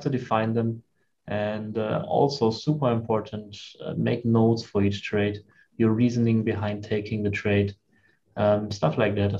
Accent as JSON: {"language": "English", "country": "Germany", "tie": "born or raised there", "also_born_or_lived": "China", "moved": "as an adult", "said": "growing up in Germany"}